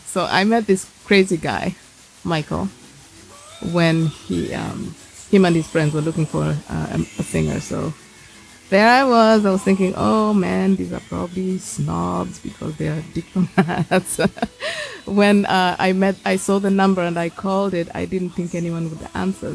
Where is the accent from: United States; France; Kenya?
Kenya; I grew up in Kenya